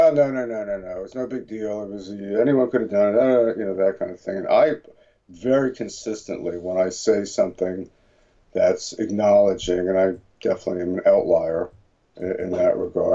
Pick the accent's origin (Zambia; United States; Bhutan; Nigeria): United States; New Jersey; moved away as an adult; also born or lived in Boston; now in California, United States; growing up in New Jersey and going to school in Boston